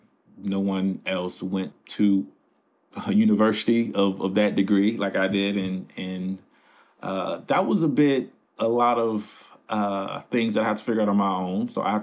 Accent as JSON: {"language": "English", "town": "Chicago", "region": "Illinois", "country": "United States", "said": "As you said in the introduction, I am from the South Side of Chicago, which is an area that has been sort of in the light for a whole bunch of negative things probably since I could remember."}